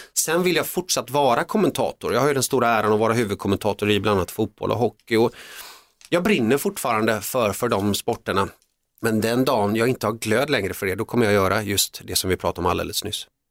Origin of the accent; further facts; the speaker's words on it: Sweden; also born or lived in Finland / Netherlands; jag är ju uppväxt i Sverige, kom till Sverige när jag var 3-4 år och jag är svensk